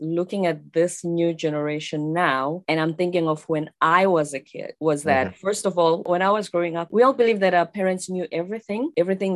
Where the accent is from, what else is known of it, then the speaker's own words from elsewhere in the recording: South Africa; I'm from South Africa.